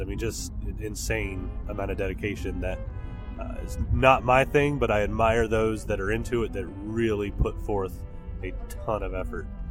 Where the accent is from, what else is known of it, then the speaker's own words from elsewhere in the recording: North Carolina, United States; I'm also from North Carolina.